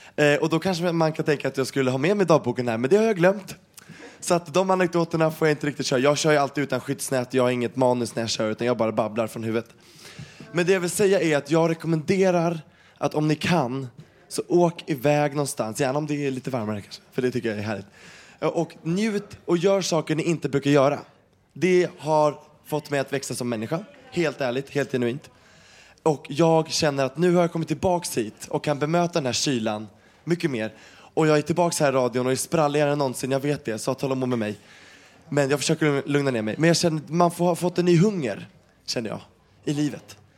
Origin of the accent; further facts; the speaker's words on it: Sweden; jag är ju svensk och har växt upp med det här hela tiden